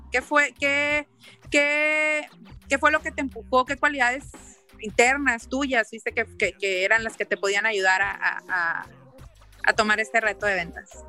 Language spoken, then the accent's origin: Spanish; Mexico; now in Acapulco, Mexico; soy mexicana.